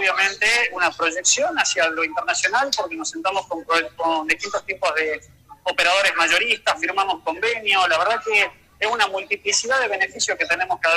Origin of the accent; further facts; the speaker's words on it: Tucumán, Argentina; como tucumanos que somos.